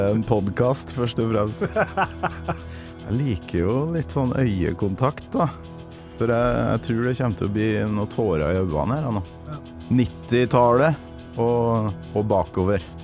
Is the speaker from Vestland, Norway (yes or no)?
no; Trøndelag, Norway; moved away; når jeg er hjemme i Trøndelag